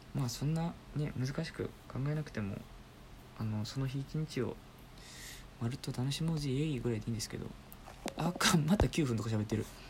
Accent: Osaka, Japan; moved away; 僕出身が大阪なんですけど

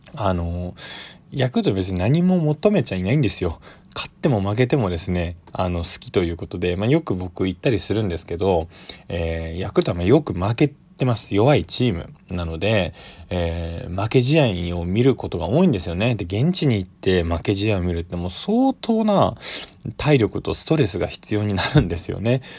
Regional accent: Tokyo, Japan; 僕は、まあ東京出身で東京で育ってるので

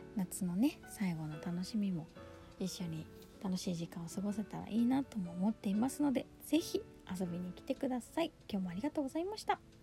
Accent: Yokohama, Kanagawa, Japan; 私は横浜出身ですし

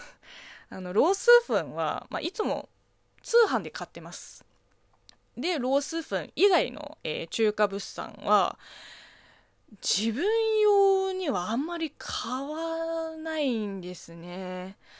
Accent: China; Japanese is a second language; moved away; 中国 生まれ、中国育ちの私

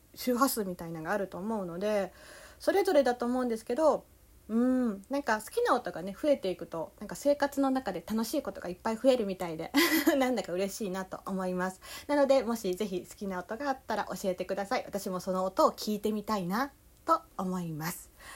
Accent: Kansai, Japan; accent: Kansai dialect; まあ関西弁の時と関西弁じゃない時があるんで

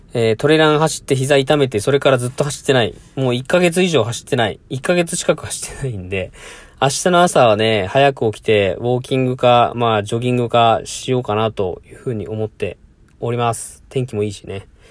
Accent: Mie, Japan; 地元三重県

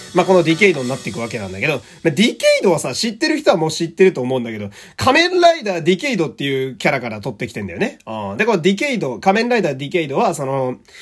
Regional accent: Fukui, Japan; now in Tokyo, Japan; 地元の福井が

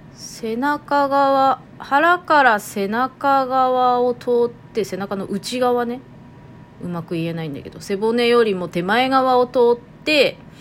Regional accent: Toyama, Japan; accent: Toyama-ben; イントネーションは富山弁混じってる

